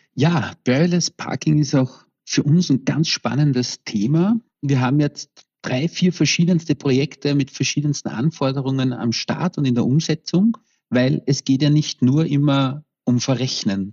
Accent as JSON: {"language": "German", "region": "Vienna", "country": "Austria", "said": "ich komme aus Wien"}